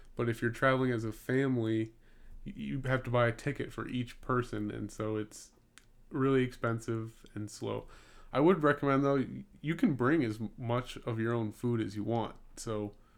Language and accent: English; Gurnee, Illinois, United States; moved away; I'm from Gurnee, Illinois, and it's spelled G U R N